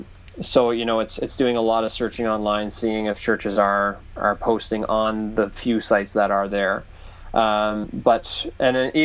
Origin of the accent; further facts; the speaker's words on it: Newfoundland and Labrador, Canada; I grew up in Newfoundland, which is kind of it's like the music hub of Canada, basically